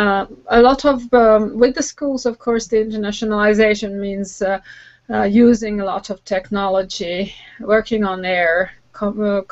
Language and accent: English; Finland; I'm from Finland